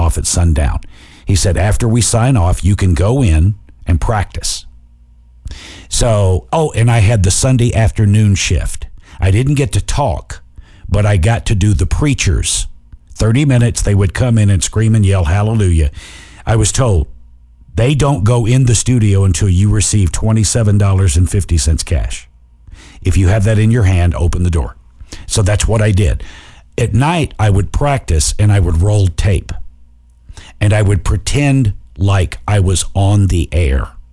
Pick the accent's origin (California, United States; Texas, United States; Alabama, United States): Alabama, United States; across the bridge from Muscle Shoals; I went across the bridge away from my hometown. I went over to Muscle Shoals.